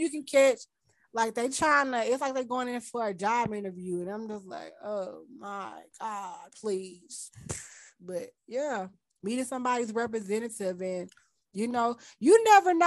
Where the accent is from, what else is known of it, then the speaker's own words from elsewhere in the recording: Mississippi, United States; I was from Mississippi